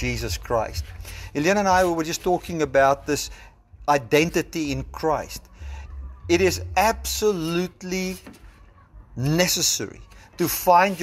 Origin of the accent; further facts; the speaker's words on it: South Africa; I identify as a South African.